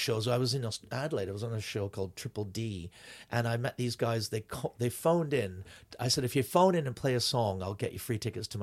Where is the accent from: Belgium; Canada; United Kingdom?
Canada; we're from Canada